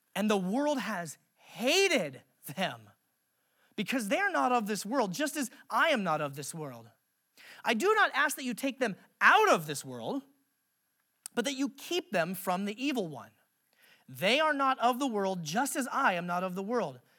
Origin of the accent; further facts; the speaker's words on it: Alaska, United States; I grew up in Alaska